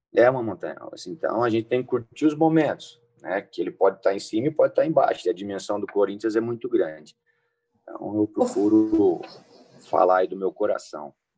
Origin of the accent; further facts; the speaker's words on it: São José do Rio Preto, São Paulo, Brazil; Eu sou de São Paulo, sou de São José do Rio Preto, né? Mirassol, ali do lado.